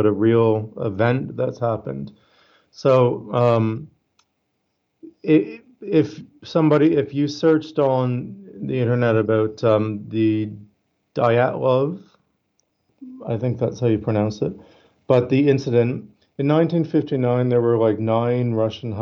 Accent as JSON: {"language": "English", "country": "Canada", "moved": "yes", "lives_now": "Australia", "said": "I'm Canadian. I live in Australia, but I'm Canadian"}